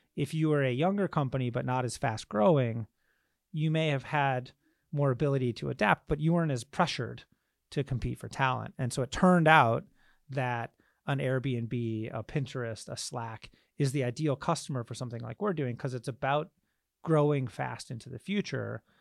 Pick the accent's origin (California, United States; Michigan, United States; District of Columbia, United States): Michigan, United States; I grew up in Michigan